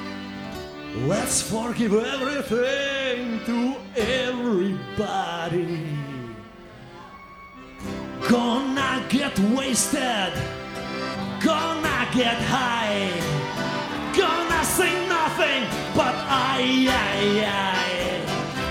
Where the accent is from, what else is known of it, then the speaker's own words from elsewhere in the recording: Ukraine; I'm from Ukraine